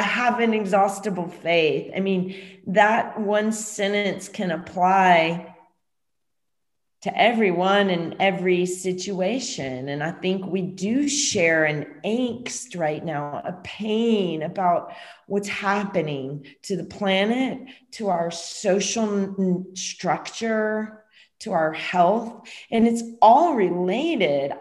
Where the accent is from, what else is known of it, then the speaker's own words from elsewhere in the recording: Louisiana, United States; moved away as an adult; I'm from Louisiana, you know, I was there during different hurricanes